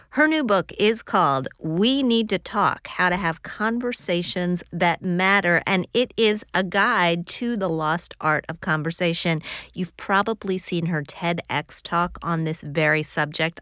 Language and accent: English; Midwest, United States; I grew up in the Midwest